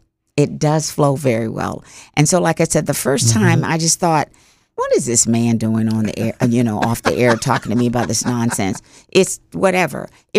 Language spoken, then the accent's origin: English; Ghana; And I said, why do you think I come from Ghana? I came from Ghana.